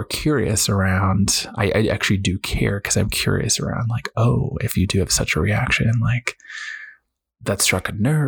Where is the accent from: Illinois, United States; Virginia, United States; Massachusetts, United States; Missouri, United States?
Massachusetts, United States; Boston; I was raised in New England, Boston area